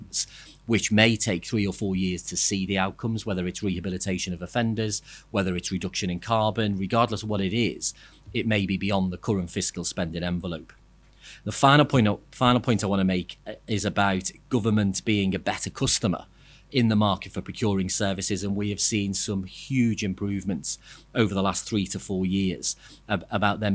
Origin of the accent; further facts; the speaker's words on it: Liverpool, North West England, United Kingdom; I'm from Liverpool